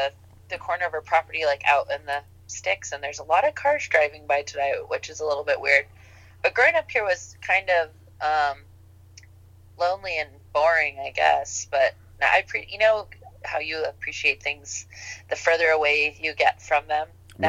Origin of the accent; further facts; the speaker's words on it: Napa, California, United States; now in Oakland, United States; I'm originally from the Bay Area, from the North Bay, from Napa County.